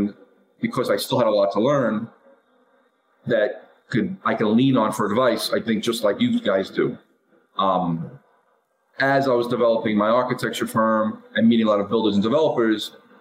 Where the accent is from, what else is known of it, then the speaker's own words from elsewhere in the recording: New York City, New York, United States; I grew up in Brooklyn and Staten Island